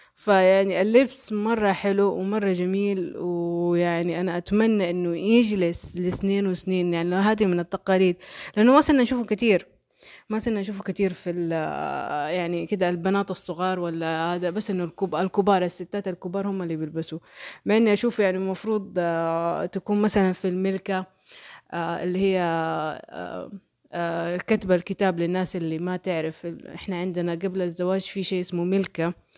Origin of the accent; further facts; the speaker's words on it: Mecca, Makkah Province, Saudi Arabia; accent: Hejazi; أنا آه أصلي من مكة ونشأت في مكة ولكني لم أولد في مكة